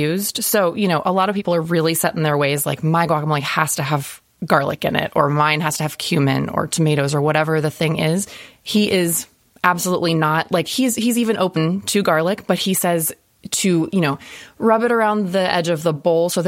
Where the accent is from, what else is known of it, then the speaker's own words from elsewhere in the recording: California, United States; I grew up in California